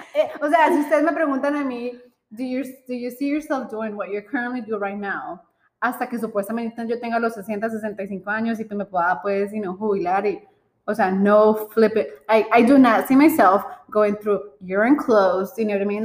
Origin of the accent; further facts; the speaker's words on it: Colombia; nosotros somos colombianas